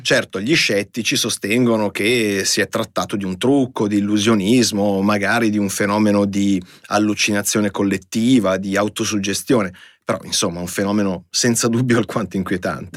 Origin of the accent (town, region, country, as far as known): Italy